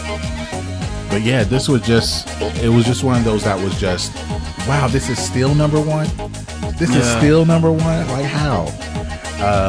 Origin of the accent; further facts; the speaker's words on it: Augusta, Georgia, United States; growing up in Augusta, whether it was a Green Jackets game, that's our minor league baseball team, the Augusta Lynx